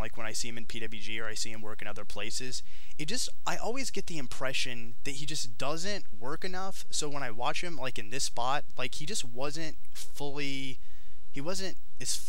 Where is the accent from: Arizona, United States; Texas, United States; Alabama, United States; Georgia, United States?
Georgia, United States; in the Peach State, my home state, just a city over from where I'm currently residing, in Porterdale, Georgia